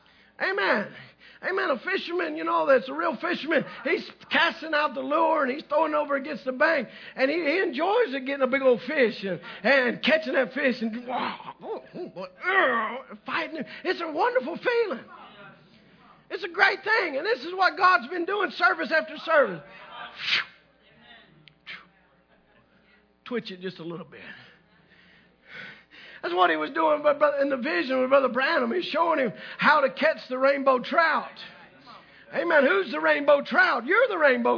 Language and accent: English; the South, United States; I'm from the South